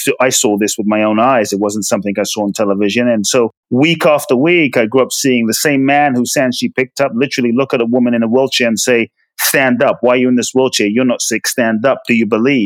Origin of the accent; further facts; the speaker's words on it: London, United Kingdom; also born or lived in Ghana; now in United States; I was born in Ghana, West Africa. My father's from Ghana. My mother's from Japan. I grew up in London. I currently live in the US